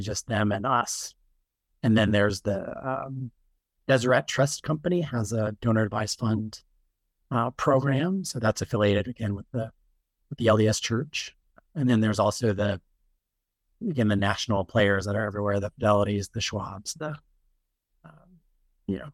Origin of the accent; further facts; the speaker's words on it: Utah, United States; moved away as an adult; I wasn't born in Utah, but I, I grew up there as a kid for the most part.